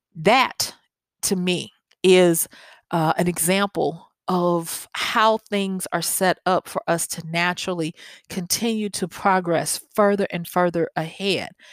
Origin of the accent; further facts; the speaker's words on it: the South, United States; accent: southern; my southern accent